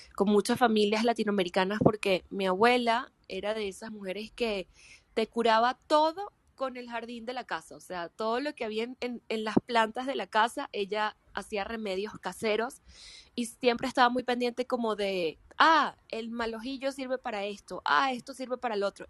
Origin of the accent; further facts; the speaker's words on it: Venezuela; yo soy actriz venezolana